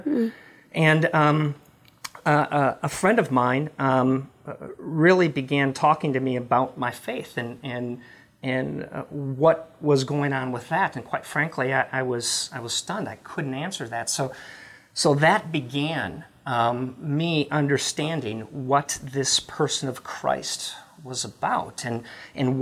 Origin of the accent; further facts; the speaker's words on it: Midwest, United States; also born or lived in Memphis; now in Dallas, United States; I was raised in the Midwest, a blue-collar family, grew up in the Catholic faith